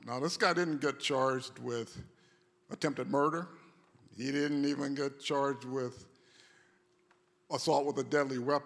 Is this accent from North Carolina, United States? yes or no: yes; North Carolina, United States; I grew up in the South, in North Carolina. All my formative years were in the South